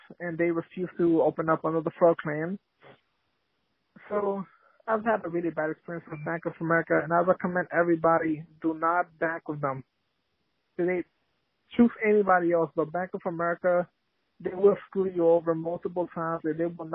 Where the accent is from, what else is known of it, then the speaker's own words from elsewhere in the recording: New York City, New York, United States; I'm from Queens in New York City.